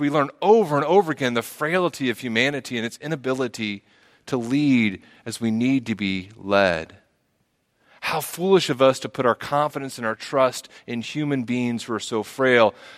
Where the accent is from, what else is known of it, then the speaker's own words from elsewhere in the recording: the South, United States; We're from the South. We have lots of names like